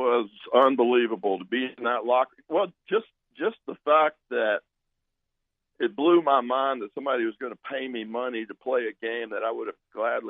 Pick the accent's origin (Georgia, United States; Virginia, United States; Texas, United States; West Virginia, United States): Texas, United States; Tyler; I'm from Tyler, Texas, which is the rose capital of the world, where Earl Campbell is from.